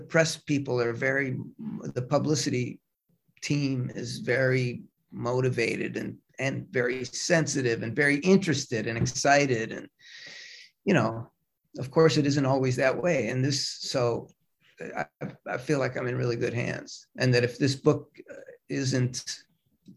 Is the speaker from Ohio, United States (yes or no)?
yes; Cleveland, Ohio, United States; moved away as an adult; also born or lived in Brooklyn, New York; I grew up in Cleveland. I moved to New York